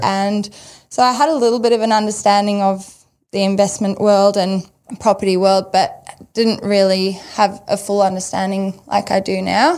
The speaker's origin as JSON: {"language": "English", "country": "South Africa", "tie": "born or raised there", "moved": "yes", "said": "growing up in South Africa"}